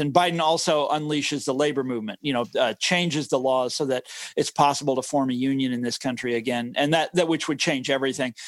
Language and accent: English; Johnson County, Kansas, United States; I grew up in Johnson County, Kansas. This is the affluent suburbs of Kansas City, Missouri